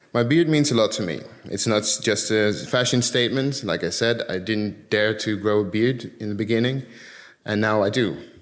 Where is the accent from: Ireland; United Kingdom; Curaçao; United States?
Curaçao; moved away; also born or lived in Netherlands; I was born in the Netherlands, and when I was seven, we moved to Curacao because my dad got a job there as a teacher